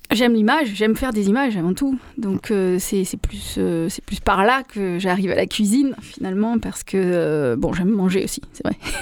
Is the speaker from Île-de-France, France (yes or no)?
no; Marseille, Provence-Alpes-Côte d'Azur, France; moved away as an adult; now in London, United Kingdom; j'ai grandi à Marseille dans les années